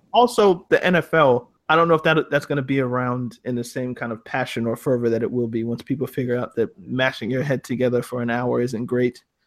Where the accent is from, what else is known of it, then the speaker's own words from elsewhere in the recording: Canada; When I was growing up in Canada